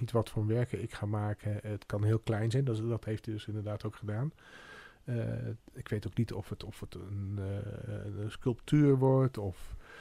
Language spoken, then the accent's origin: Dutch; Arnhem, Gelderland, Netherlands; toen ik in Arnhem woonde